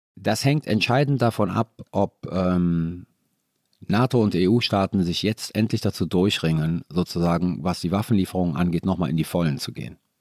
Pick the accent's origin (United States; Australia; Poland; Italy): Italy; Ich war Italiener